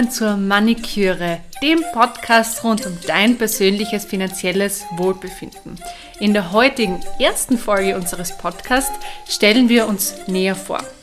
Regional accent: Carinthia, Austria; accent: Carinthian; now in Vienna, Austria; Ich bin ursprünglich aus Kärnten, wie man es vielleicht hört, ähm, an meinem Dialekt. Ich wohne aber in Wien

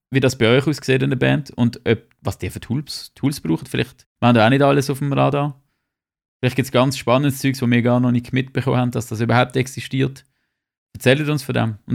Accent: Switzerland

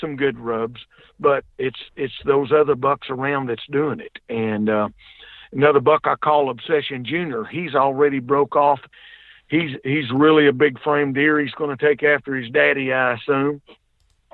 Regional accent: the South, United States; I'm from the South down here. We can't pronounce right most of the time

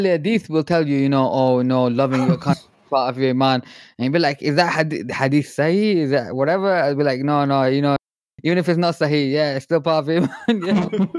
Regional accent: Manchester, North West England, United Kingdom; also born or lived in Scotland; I'm from Manchester.

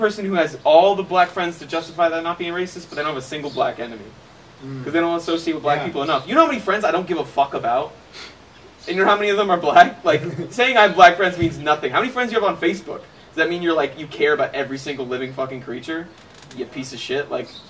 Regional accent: Midwest, United States; I'm from the Midwest.

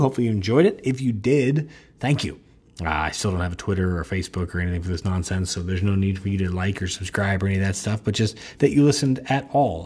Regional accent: United States; I realized how spoiled I am as an American

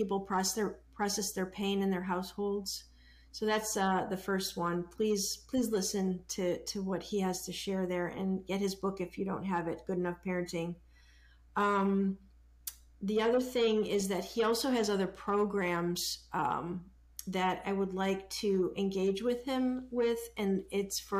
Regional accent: Chicago, Illinois, United States; I grew up in the, you know, in the city of Chicago, and in the 70s with racial tension back then

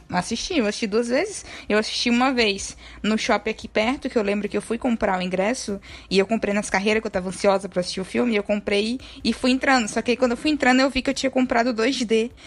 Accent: a town near Salvador, Bahia, Brazil; moved away; Lá na minha cidade não tinha cinema, só tinha cinema em Salvador

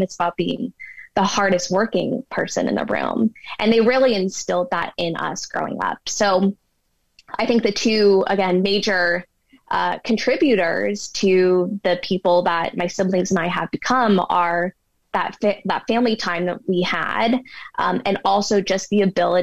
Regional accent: Bay Area, California, United States; now in Denver, United States; growing up in the Bay Area, growing up 10 minutes from Stanford University

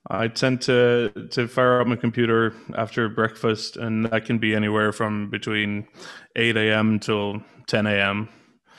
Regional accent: Gothenburg, Västra Götaland, Sweden; I was born in Gothenburg

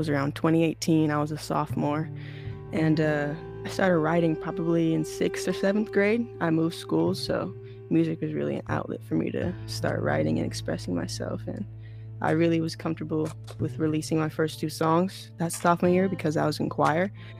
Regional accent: Anaheim, California, United States; moved away as an adult; now in Jacksonville, United States; I'm from Orange County, California, the best county in the world. Born and raised in Anaheim, more specifically. And I just graduated high school in 2021, and I'm currently going to Cypress College online. I'm located in Florida right now, Jacksonville, Florida, to be more specific.

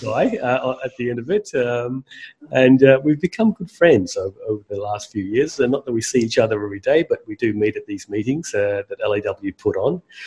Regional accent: Australia; Australians like us

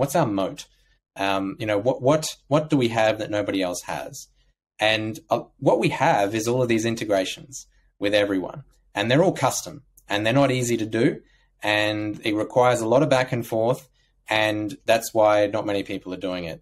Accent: Australia; growing up in Australia

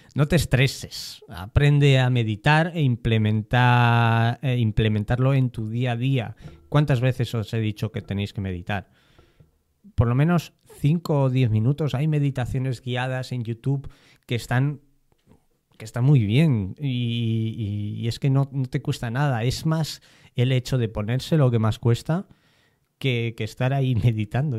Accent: Spain; si me incluyo, ya, ya me he definido como español

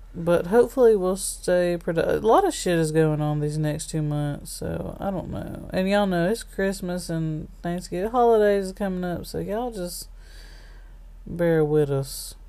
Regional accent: Alabama, United States; we're from Alabama

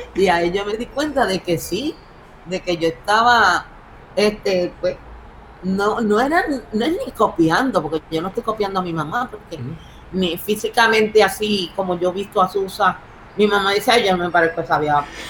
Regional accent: Puerto Rico; nosotros somos, somos somos puros puertorriqueños de barrio

